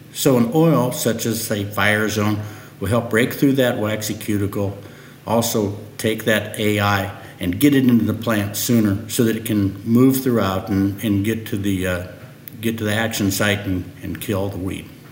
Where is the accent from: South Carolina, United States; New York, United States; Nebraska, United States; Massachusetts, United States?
Nebraska, United States; also born or lived in Lincoln, Nebraska / Fairbury, Nebraska; I was born and raised in Nebraska